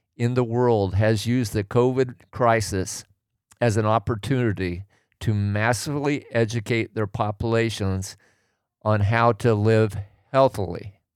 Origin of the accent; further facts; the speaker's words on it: Oregon, United States; I grew up in Oregon